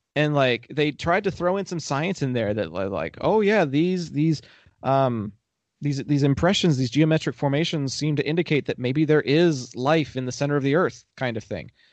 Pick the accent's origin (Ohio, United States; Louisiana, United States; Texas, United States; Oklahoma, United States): Texas, United States; I'm from Texas